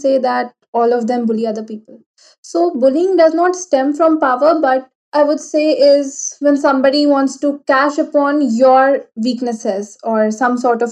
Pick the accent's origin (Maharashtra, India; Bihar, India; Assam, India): Bihar, India; Patna; I belong to Patna, it's a city in Bihar